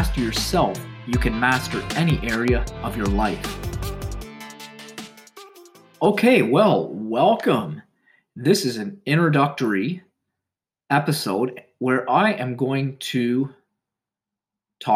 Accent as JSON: {"language": "English", "region": "Ontario", "country": "Canada", "tie": "born or raised there", "said": "I was born in Ontario, Canada, and I currently reside here."}